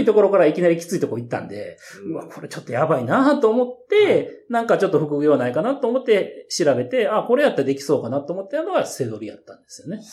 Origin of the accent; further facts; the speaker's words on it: Nara, Japan; 私、あの、出身は奈良でして